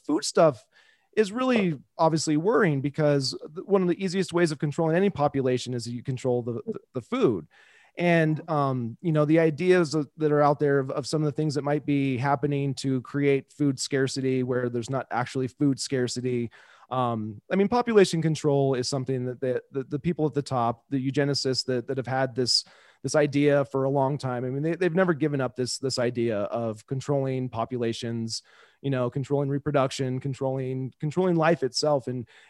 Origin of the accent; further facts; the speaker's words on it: Kansas City, United States; I was growing up in Kansas City